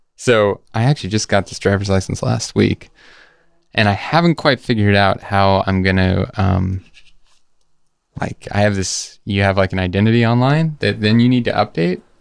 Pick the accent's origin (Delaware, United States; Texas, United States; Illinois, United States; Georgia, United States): Georgia, United States; also born or lived in San Diego, California; I was born in San Diego and then moved to Georgia, but I'm Basque